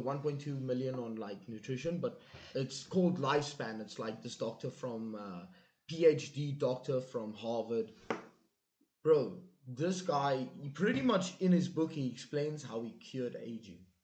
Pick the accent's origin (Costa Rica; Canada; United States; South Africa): South Africa; moved away; I'm from South Africa